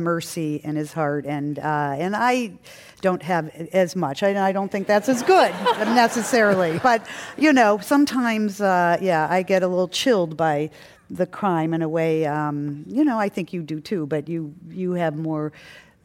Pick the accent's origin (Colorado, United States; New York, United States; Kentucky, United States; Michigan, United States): Michigan, United States; suburb of Detroit; we grew up in a pretty wealthy suburb of Detroit, but on a 10-acre farm called Thimble Farm